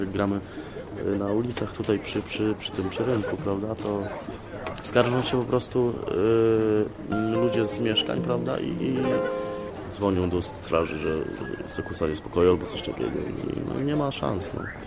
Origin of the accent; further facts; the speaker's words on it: Sokołów Podlaski, Masovian Voivodeship, Poland; now in Warsaw, Poland; w Warszawie mieszkam właśnie, jak mówiłem, y, trzeci rok, a tak to jestem z Podlasia, z Sokołów Podlaskich